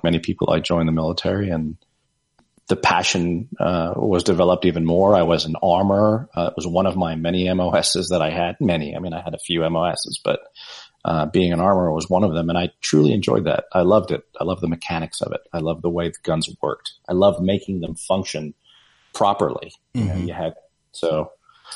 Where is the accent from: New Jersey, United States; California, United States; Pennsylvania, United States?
New Jersey, United States; I grew up in New Jersey